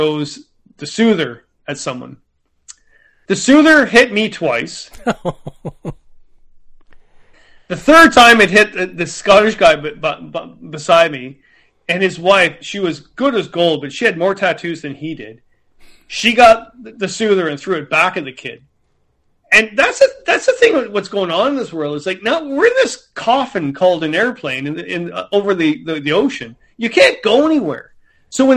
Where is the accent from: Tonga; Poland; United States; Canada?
Canada; I'm from Canada